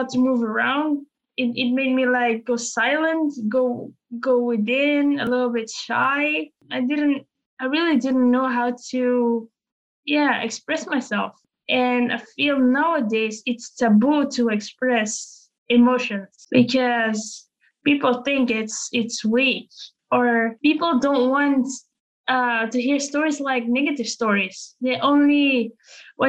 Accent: Belgium; I'm half Filipina, half Belgian

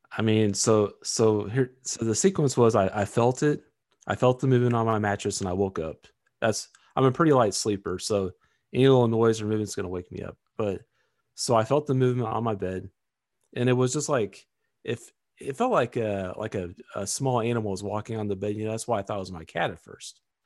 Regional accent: Missouri, United States; it is in Missouri, so that's kind of my home state

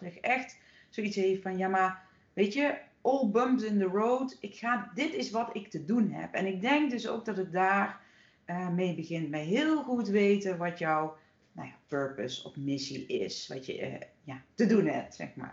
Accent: Horst, Limburg, Netherlands; in dat dorp hier eh, in Horst, waar ik nu weer woon, waar ik ben opgegroeid

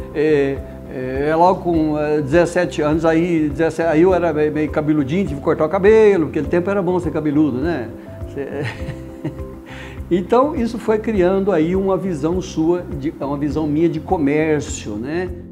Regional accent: Cassilândia, Mato Grosso do Sul, Brazil; moved away; also born or lived in São José do Rio Preto; nasci em Cacilândia, Mato Grosso do Sul, em 1954

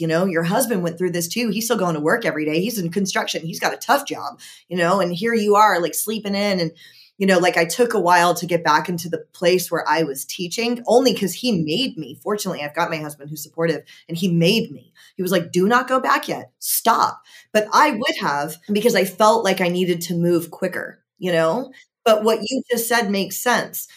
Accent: Georgia, United States; I'm from Georgia

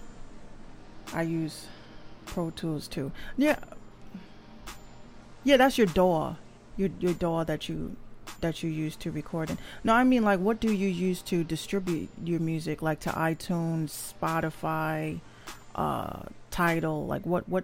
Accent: New York City, New York, United States; I'm from the Bronx

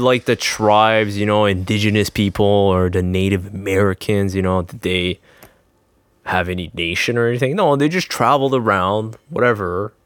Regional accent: Quebec, Canada; I'm Canadian or Quebec

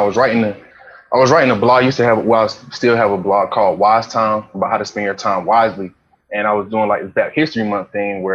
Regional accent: Rocky Mount, North Carolina, United States; I'm from Rocky Mount, North Carolina. People from North Carolina gonna know that it's 252

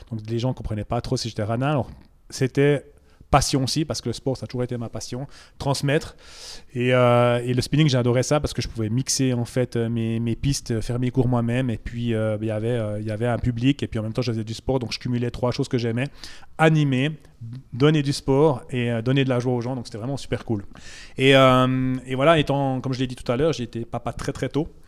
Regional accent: Bourgogne-Franche-Comté, France; C'est une région que je ne connaissais pas parce que j'ai oublié de dire, je viens du Jura à la base.

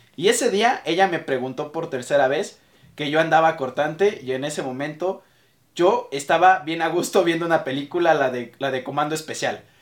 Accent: Mexico City, Mexico; soy orgullosamente mexicano

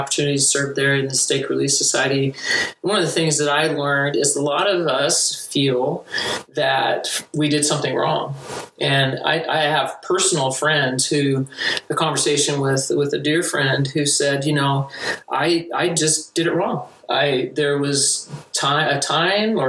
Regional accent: Duncanville, Texas, United States; now in Provo, United States; I'm from Duncanville, Texas. It's a suburb of Dallas

